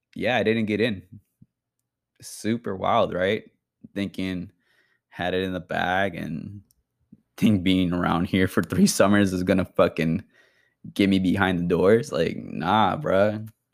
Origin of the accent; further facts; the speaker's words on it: Bay Area, California, United States; I'm from the Bay Area